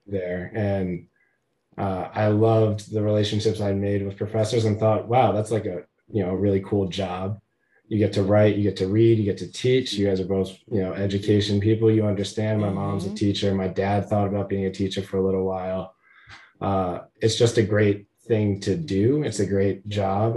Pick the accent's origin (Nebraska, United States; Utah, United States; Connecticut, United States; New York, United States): Connecticut, United States; Hamden; I grew up in Hamden, not New Haven, but you know close enough